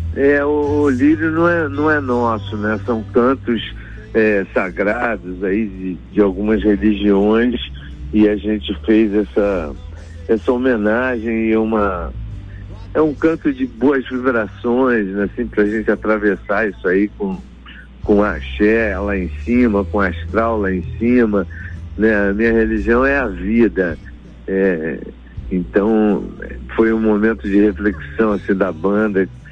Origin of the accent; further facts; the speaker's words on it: Rio de Janeiro, Brazil; Eu cresci aqui no Rio de Janeiro, na praia, a gente cresceu na praia